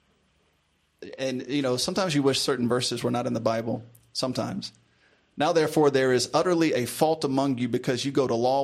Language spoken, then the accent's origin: English; Memphis, Tennessee, United States; I grew up in Memphis, Tennessee